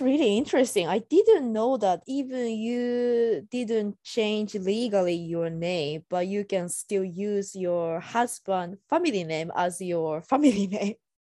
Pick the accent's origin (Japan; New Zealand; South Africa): Japan; now in United States; I'm Japanese and I'm living in U S